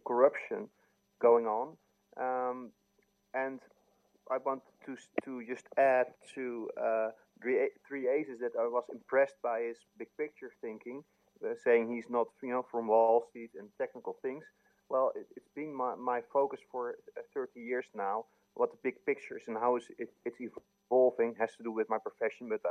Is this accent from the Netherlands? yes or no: yes; Netherlands; I'm from Holland